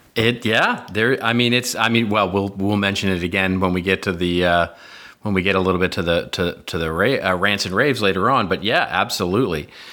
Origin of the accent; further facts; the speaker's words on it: United States; we're American